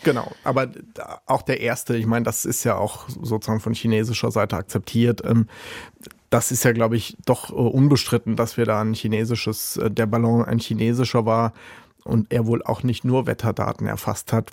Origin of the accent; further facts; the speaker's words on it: Rhineland-Palatinate, Germany; Ich, ich komme ja aus Rheinland-Pfalz